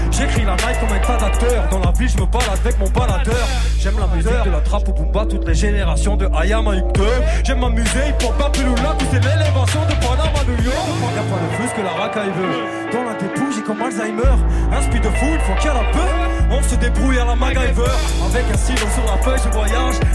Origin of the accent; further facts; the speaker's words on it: Angers, Pays de la Loire, France; Je me présente … Je viens d'Angers, AGS. Je viens surtout de la côte ouest.